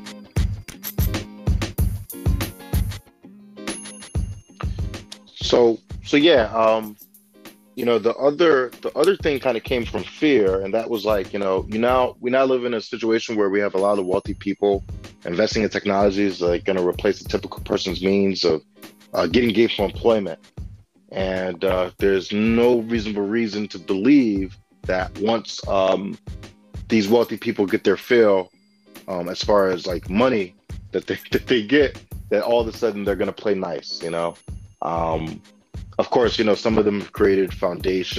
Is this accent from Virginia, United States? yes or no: yes; Alexandria, Virginia, United States; moved away as an adult; now in Detroit, United States; when I was growing up in Alexandria, Virginia, I grew up, Section 8 housing and such